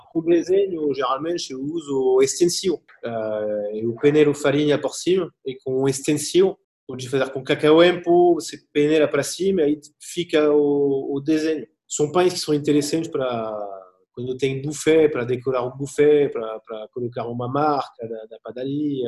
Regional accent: Angers, Pays de la Loire, France; Portuguese is a second language; moved away as an adult; now in Brazil

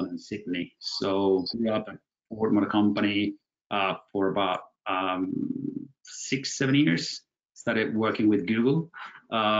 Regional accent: Buenos Aires, Argentina; I was born and bred in Buenos Aires, Argentina, from my mom who's English, dad who's from Venice in Italy.

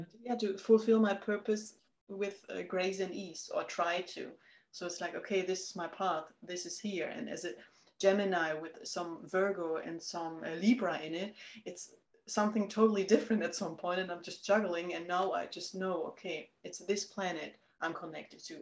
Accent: Germany; moved away as an adult; I'm from Germany

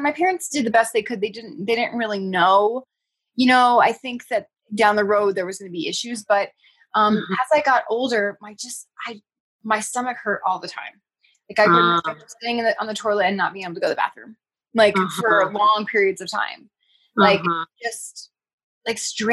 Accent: Northern California, United States; I grew up in Northern California, and my family, my aunt and uncle had a dairy farm.

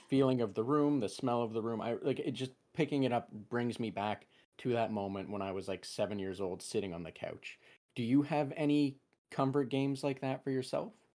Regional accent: England, United Kingdom; first language English; being English, or having English as my primary language

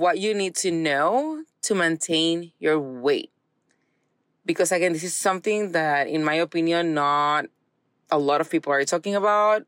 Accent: Puerto Rico; now in Texas, United States; I'm from Puerto Rico

